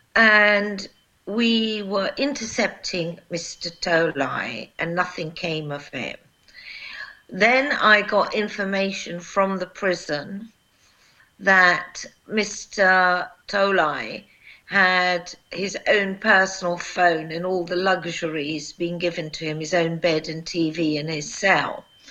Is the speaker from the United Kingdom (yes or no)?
yes; United Kingdom; also born or lived in Kosovo; I am a British prosecutor